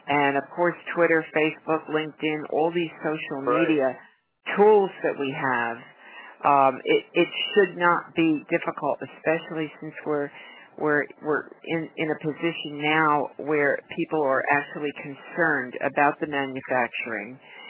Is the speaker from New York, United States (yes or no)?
yes; New York, United States; now in Florida, United States; We're right now we're in Florida. I'm originally from New York